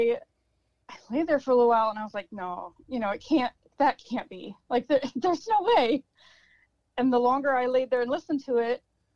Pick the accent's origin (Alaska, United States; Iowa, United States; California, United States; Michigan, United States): Michigan, United States; Mackinac Straits, Upper Peninsula; also born or lived in Detroit area, Michigan / Marquette, Michigan; I was born in the Detroit area and raised in the Mackinac Straits, Upper Peninsula area